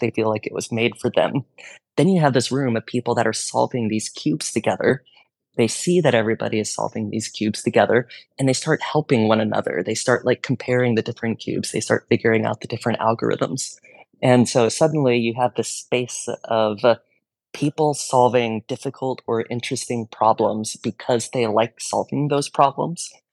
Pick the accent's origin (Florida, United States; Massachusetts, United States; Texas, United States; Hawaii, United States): Texas, United States; I grew up in Texas, learned Spanish in high school